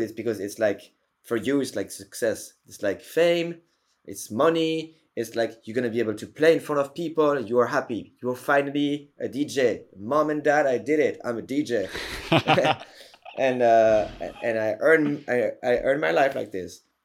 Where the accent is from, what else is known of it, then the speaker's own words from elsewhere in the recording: Paris, Île-de-France, France; in Paris, in my hometown